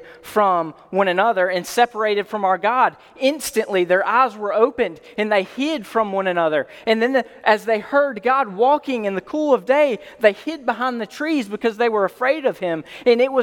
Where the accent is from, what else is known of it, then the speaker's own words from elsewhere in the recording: Alabama, United States; I'm from Alabama